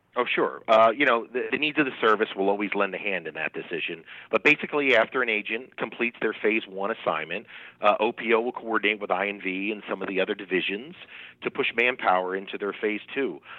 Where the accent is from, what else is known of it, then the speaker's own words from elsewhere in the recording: Trenton, New Jersey, United States; moved away as an adult; also born or lived in Maryland; now in Americus, United States; was born and raised in Trent, New Jersey, and I still call New Jersey kind of home for me